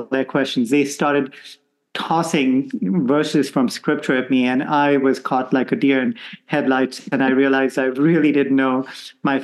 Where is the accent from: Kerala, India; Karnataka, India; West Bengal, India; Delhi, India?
Karnataka, India; Bangalore; moved away as an adult; also born or lived in Goa; now in Rome, Italy; So I grew up in India, and even though my family originally comes from the Portuguese colony of Goa, we are settled in a place called Bangalore